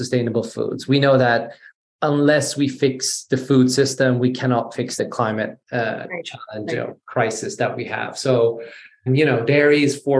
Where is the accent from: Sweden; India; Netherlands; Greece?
Sweden; also born or lived in Iran / London / New York; So I'm born in Iran. I was raised in Sweden.